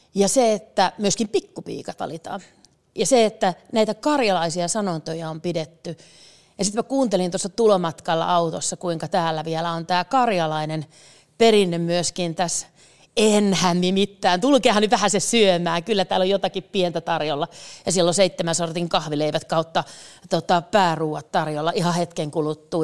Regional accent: Tohmajärvi, North Karelia, Finland; tuolta Tohmajärveltä, mistä mä oon kotoisin

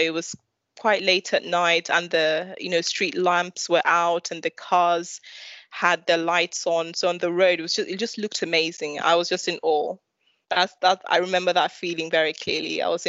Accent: London, United Kingdom; Well, so in my primary school, it was very interesting because in East London, there were

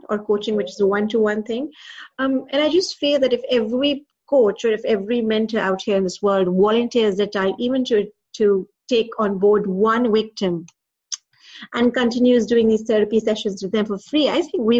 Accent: Pakistan; moved away; also born or lived in Dubai; I'm originally from Pakistan, then I moved to Dubai.

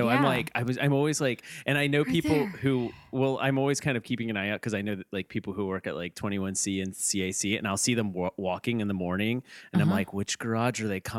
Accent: Kentucky, United States; now in Cincinnati, United States; I'm from Kentucky.

